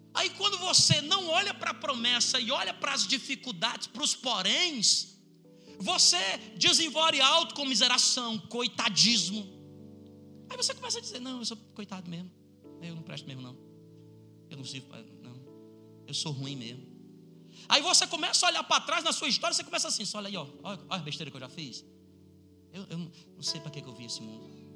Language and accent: Portuguese; Ceará, Brazil; eu sou do Ceará